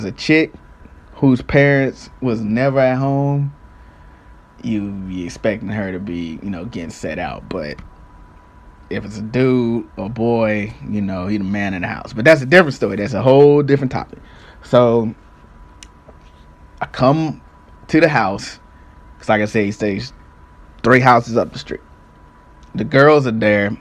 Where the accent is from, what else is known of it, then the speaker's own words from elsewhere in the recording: St. Louis, Missouri, United States; I'm from St. Louis. I stayed in a little municipality called Jennings at the time.